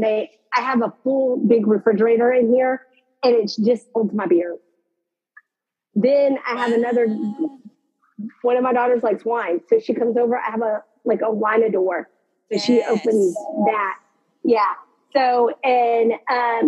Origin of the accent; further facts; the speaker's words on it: Texas, United States; born here, die here. I'm that Texan